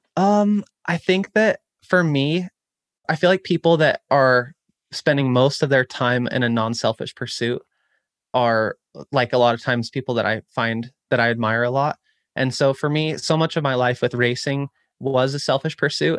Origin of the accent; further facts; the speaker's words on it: Chico, California, United States; my hometown of Chico, California